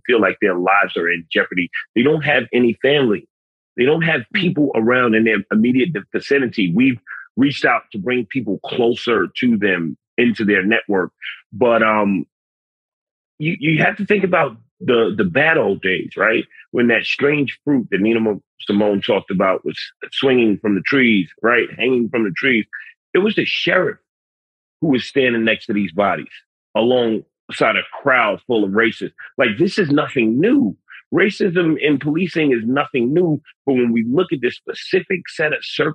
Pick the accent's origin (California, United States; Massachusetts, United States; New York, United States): New York, United States; New York City; I'm a city kid. I'm from the Bronx